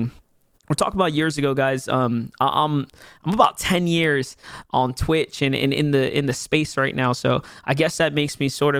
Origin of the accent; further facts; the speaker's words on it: New York City, New York, United States; I'm from the Bronx. I'm a Bronx native. New York City native, born and raised in pretty much Hunts Point, Soundview, you know, Parkchester, Six Line kind of area.